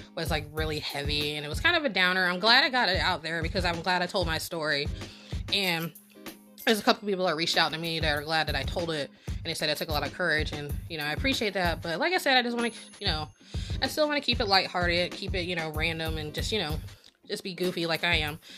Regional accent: Norfolk, Virginia, United States; I grew up in Norfolk, and then spent the other half of my life in Virginia Beach

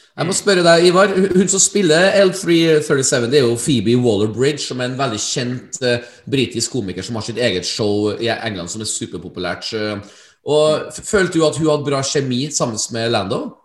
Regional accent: Trøndelag, Norway; jeg som trønder

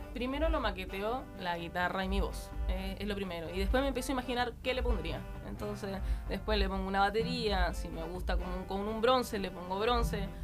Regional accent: Arica, Arica y Parinacota, Chile; vengo de Arica, bien lejos la herda, de allá el norte de Chile, donde empieza Chile

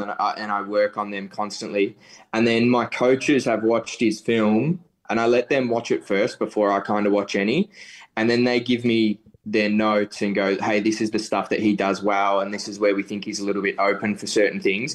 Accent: Melbourne, Victoria, Australia; I'm a real Melbourne centric person. You know, I love this city

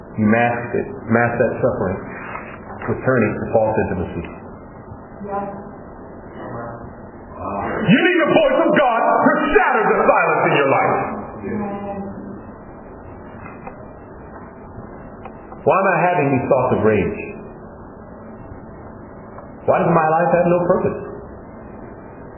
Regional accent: Los Angeles, California, United States; I'm from Los Angeles, California. Well, originally I'm from Africa, but that's 400 years ago.

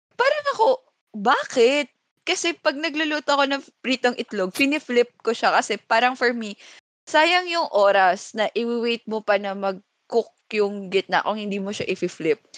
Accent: Masbate, Bicol Region, Philippines; now in Manila, Philippines; sa amin sa Masbate, pag may lechon, may dinuguan

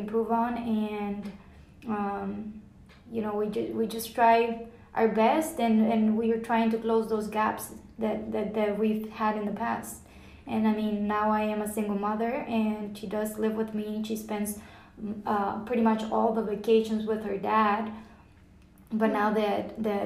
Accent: Rio Grande Valley, south Texas, United States; moved away as an adult; now in Plano, United States; we came from the Rio Grande Valley, which is south Texas by the border with Mexico

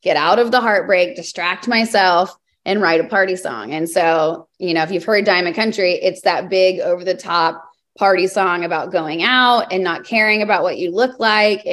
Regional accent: Texas, United States; I'm born and raised in Texas

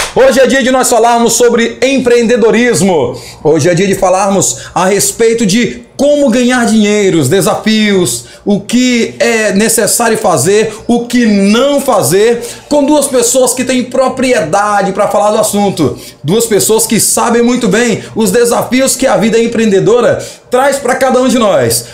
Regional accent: Tuntum, Maranhão, Brazil; Aqui na nossa cidade, nós sabemos que é uma cidade que é cheia de desafios. Quando se trata de empreender na cidade de Tuntum, existem os desafios porque é uma cidade pequena. Somos do estado do Maranhão.

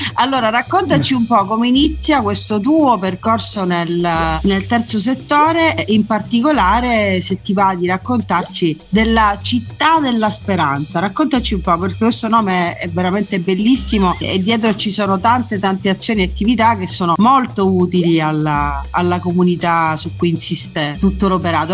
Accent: Messina, Sicily, Italy; sono messinese

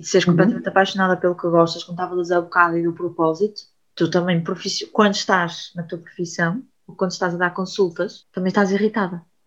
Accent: Portugal; eu se calhar nasci em Portugal

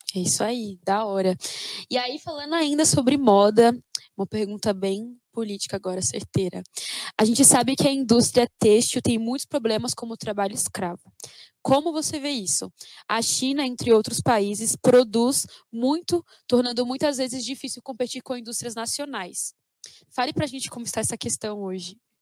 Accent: São Paulo, Brazil; eu sou nascida e criada no Capão Redondo

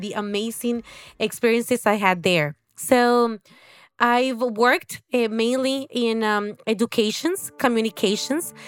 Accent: Honduras; moved away as an adult; also born or lived in Mexico; now in Salvador de Bahia, Brazil; I'm from Honduras, uh, um, a country in Central

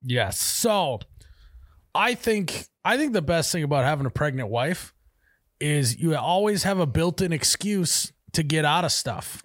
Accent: Midwest, United States

